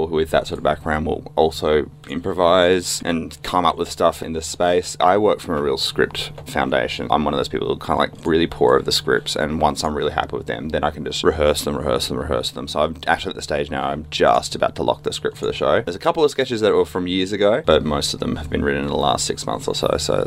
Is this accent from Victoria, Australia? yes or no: no; Brisbane, Queensland, Australia; now in Melbourne, Australia; I'm from Brisbane originally. I'm now Melbourne-based.